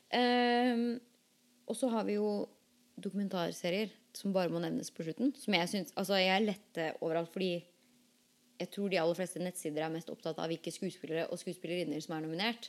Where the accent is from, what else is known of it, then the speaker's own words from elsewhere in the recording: Norway; now in United States; vi som er født og oppvokst i Norge